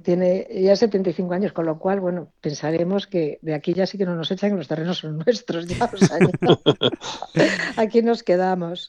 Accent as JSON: {"language": "Spanish", "town": "Cáceres", "region": "Extremadura", "country": "Spain", "moved": "yes", "lives_now": "Galicia, Spain", "said": "Yo soy de Cáceres"}